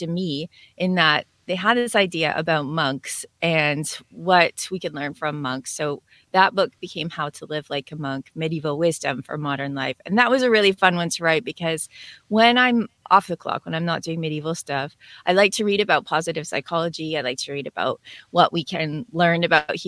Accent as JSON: {"language": "English", "region": "Northern Ontario", "country": "Canada", "tie": "born or raised there", "moved": "yes", "lives_now": "Southern Ontario near Toronto, Canada", "said": "I was born in the middle of Ontario. I grew up in Northern Ontario, and now I'm living in Southern Ontario near Toronto."}